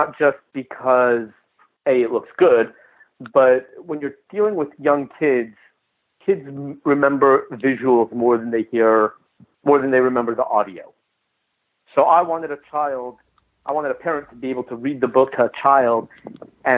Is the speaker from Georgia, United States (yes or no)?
no; Los Angeles, California, United States; now in Texas, United States; I grew up in Los Angeles